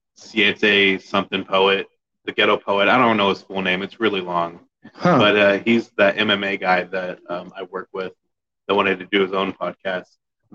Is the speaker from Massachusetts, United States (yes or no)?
no; Gorman, Texas, United States; also born or lived in Granbury, Texas; now in San Antonio, United States; I'm from a place called Gorman, Texas, which is kind of near Abilene.